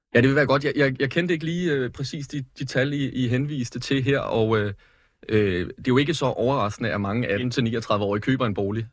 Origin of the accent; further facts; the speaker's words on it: Lyngby, Capital Region of Denmark, Denmark; hvor jeg kommer fra øh, Lyngby